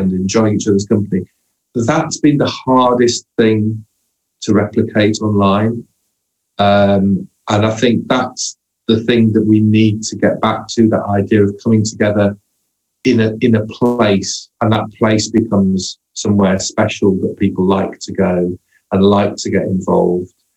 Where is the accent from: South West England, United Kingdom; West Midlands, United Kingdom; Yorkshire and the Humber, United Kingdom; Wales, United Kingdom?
Yorkshire and the Humber, United Kingdom; Hull; moved away; I grew up in Hull